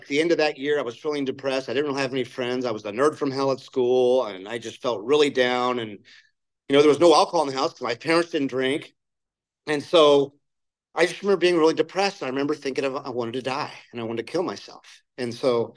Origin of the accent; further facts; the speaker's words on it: Placentia, California, United States; also born or lived in Jacksonville, Florida; I grew up in Placentia